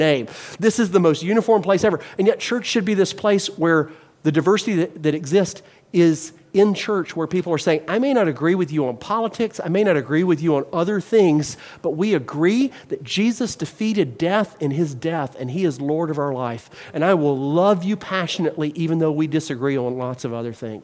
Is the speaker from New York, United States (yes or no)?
no; Mobile, Alabama, United States; moved away; I was raised in Mobile, Alabama, partially, and we have Mardi Gras